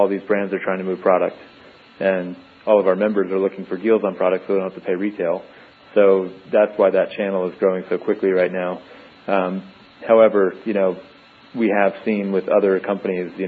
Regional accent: New York, United States; moved away as an adult; now in San Diego, United States; I actually grew up on the East Coast, so I was born and raised in New York, and I moved to San Diego in 2003

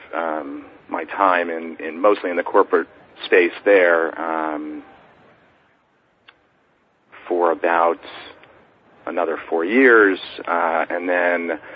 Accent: New York City, New York, United States; I was born and raised in New York City. I grew up here

